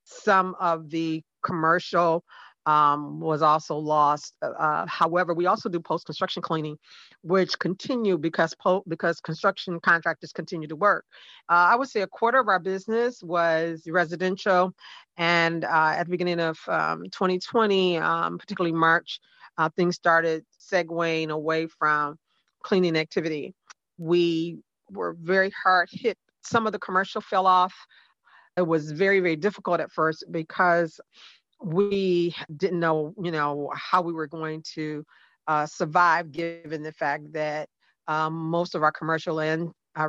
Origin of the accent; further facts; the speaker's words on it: Detroit, Michigan, United States; moved away as an adult; now in Fort Lauderdale, United States; I'm from Detroit, Michigan. I've lived in Florida for the last 20 years